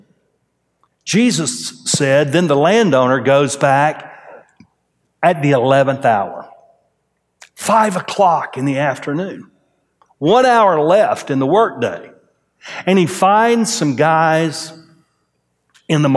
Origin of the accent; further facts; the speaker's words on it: Groves, Texas, United States; now in Conroe, United States; I was raised in Groves, Texas.